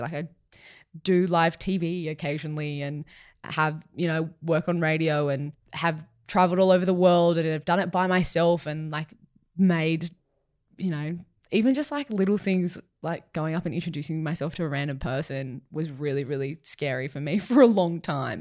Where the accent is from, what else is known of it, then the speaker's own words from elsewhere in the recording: Sutherland Shire, New South Wales, Australia; growing up in the Sutherland Shire